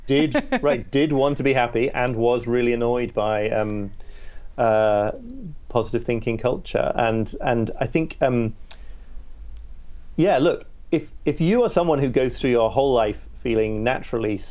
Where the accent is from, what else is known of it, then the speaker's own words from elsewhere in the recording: York, Yorkshire and the Humber, United Kingdom; I grew up in Northern England, in this city called York